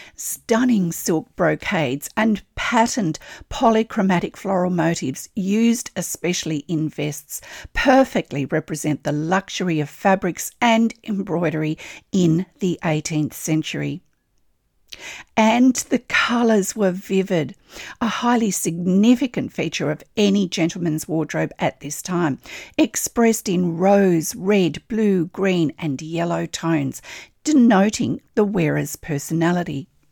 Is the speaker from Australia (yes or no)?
yes; Australia